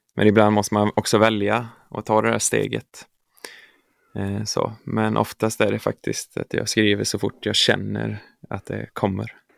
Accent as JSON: {"language": "Swedish", "town": "Örby", "region": "Västra Götaland", "country": "Sweden", "tie": "born or raised there", "said": "jag är uppvuxen i Örby kyrka eh, i Marks kommun där jag kommer ifrån."}